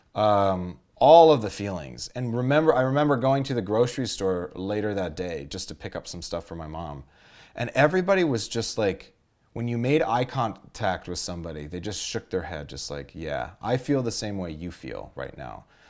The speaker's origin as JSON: {"language": "English", "town": "Los Angeles", "region": "California", "country": "United States", "tie": "born or raised there", "said": "I grew up in Los Angeles, the San Fernando Valley."}